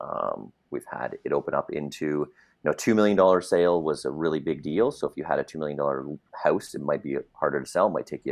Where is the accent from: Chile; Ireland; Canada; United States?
Canada; Mississauga, Ontario; now in Collingwood, Canada; I grew up in Mississauga